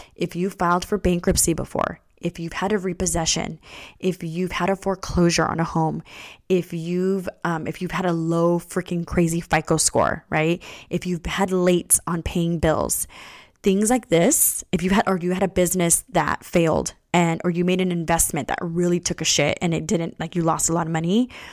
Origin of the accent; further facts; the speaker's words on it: California, United States; I was born here in California, my parents came here